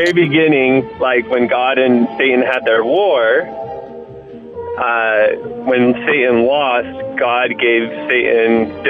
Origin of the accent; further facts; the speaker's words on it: Utah, United States; I grew up in Utah